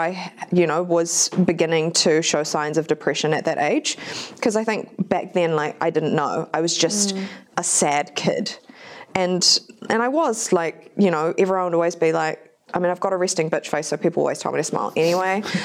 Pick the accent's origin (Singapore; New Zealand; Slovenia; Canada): New Zealand; also born or lived in Japan; I was born in Japan, but we moved here when I was about four. And my dad wasn't really around, so it was just my fobby-ass mum raising me and my brother in New Zealand